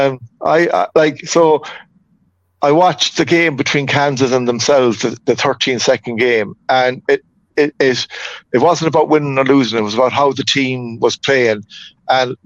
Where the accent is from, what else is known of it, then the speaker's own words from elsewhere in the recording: Mayo, Connacht, Ireland; I'm from Mayo